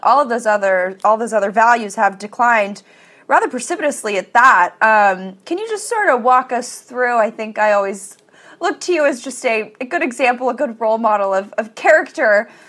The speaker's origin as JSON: {"language": "English", "town": "Los Angeles", "region": "California", "country": "United States", "tie": "born or raised there", "said": "I grew up in Los Angeles in a very Hollywood adjacent, you know, prep school."}